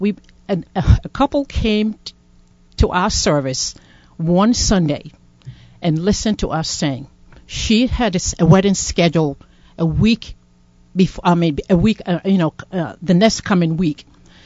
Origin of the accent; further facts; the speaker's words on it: Ghana; now in Providence, United States; I'm from Ghana, originally from Ghana, and I joined the PPC, known as the Providence Presbyterian Church, in 2004.